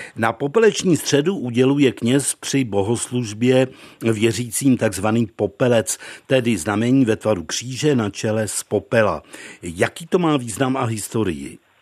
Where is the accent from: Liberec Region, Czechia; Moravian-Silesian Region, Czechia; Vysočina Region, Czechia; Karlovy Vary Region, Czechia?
Vysočina Region, Czechia; Nová Cerekev; u nás v Nové Cerekvi na Vysočině u Pelhřimová